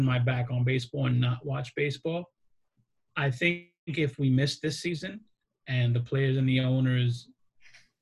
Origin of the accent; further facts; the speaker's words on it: New York City, New York, United States; I grew up extremely poor in the Bronx